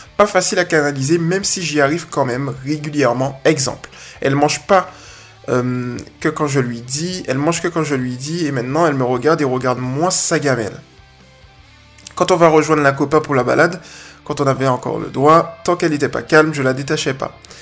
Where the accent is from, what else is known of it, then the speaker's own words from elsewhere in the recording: Guadeloupe; je suis de la Guadeloupe